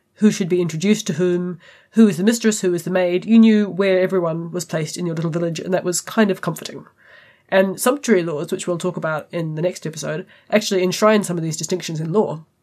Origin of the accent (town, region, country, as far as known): New Zealand